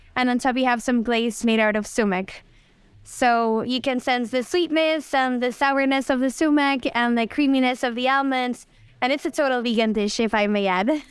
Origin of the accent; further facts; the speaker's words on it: Mexico City, Mexico; now in Los Cabos, Mexico; I was born there in Mexico City and raised there too.